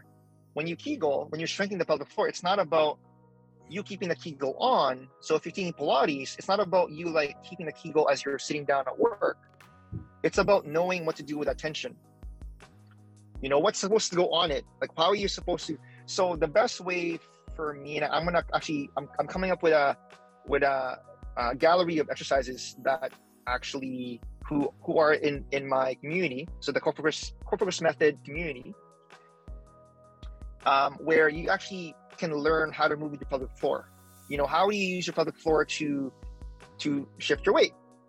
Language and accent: English; Philippines; now in Canada; I'm Filipino, I'm an immigrant